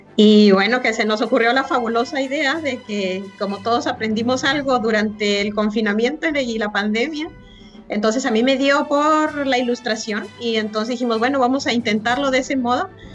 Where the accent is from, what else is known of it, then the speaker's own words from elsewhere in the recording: Mexico; nosotros como mexicanos